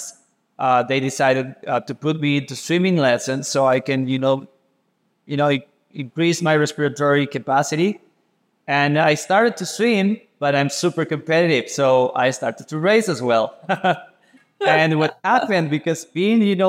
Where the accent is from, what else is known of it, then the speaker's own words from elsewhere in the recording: Caribbean coast, Limón, Costa Rica; I grew up in the Caribbean coast, Costa Rica